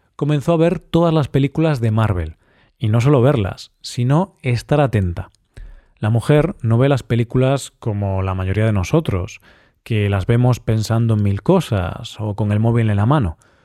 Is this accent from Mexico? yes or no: no; Spain; Esta lengua en nuestro país se habla en el País Vasco y en zonas de Navarra.